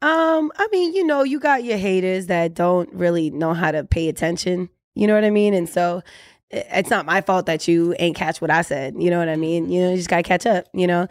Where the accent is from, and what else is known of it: Orlando, Florida, United States